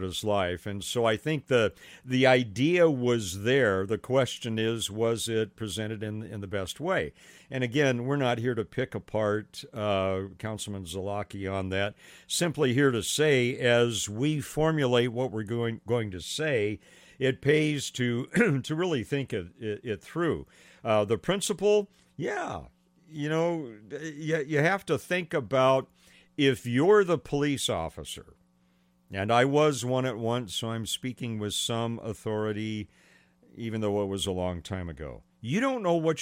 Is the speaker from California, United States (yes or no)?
yes; Pasadena, California, United States; I grew up in Northwest Pasadena